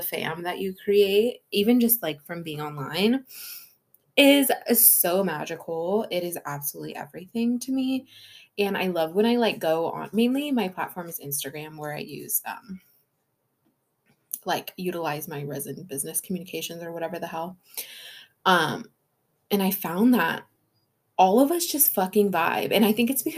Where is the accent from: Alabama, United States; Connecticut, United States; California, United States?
California, United States; now in Washington, United States; I was born and raised in California, but now I'm here in Washington